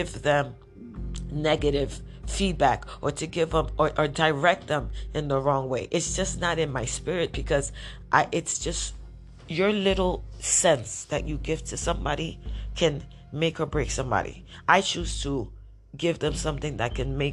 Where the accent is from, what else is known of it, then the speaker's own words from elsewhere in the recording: New York City, New York, United States; I grew up in Washington Heights